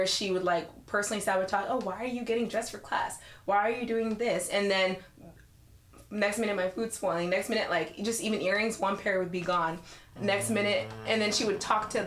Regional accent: Las Vegas, Nevada, United States; moved away as an adult; I'm from Vegas

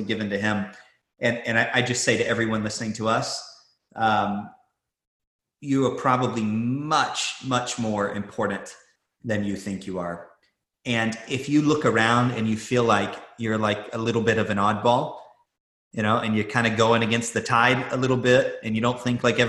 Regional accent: United States

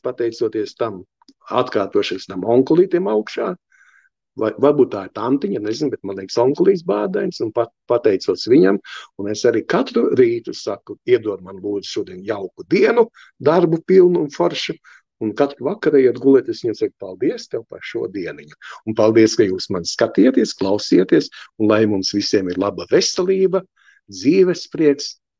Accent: Riga, Latvia; es esmu dzimis un audzis ostā, Andreja ostā, pie lieliem kuģiem

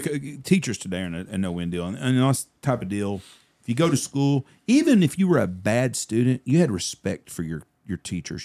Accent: Wichita Falls, Texas, United States; I grew up in Wichita Falls.

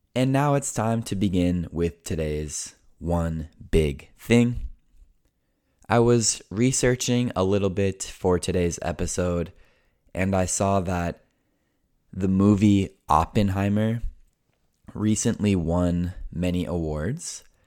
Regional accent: United States; first language English; I was born and raised in the United States

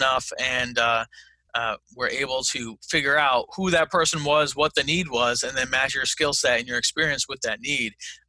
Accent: Fayetteville, United States; I have no real estate experience whatsoever. but I like Matt because I'm from Fayetteville and he's investing there

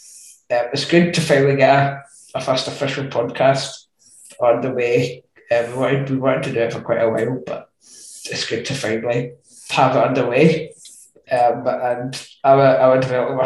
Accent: Scotland, United Kingdom; I'm 25 and from Scotland

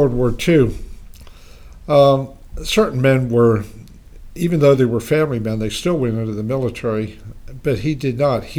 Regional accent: Punxsutawney, Pennsylvania, United States; I was raised on a small family farm outside Punxsutawney.

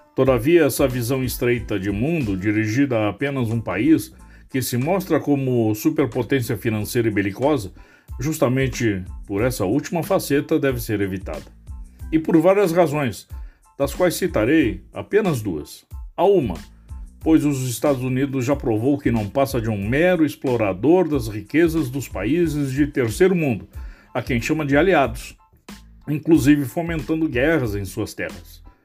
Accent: Brazil

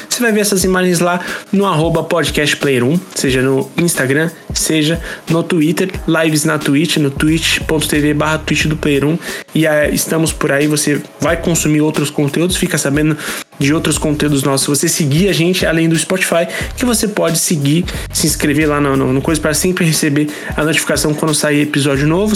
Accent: São Paulo, Brazil; born or raised there

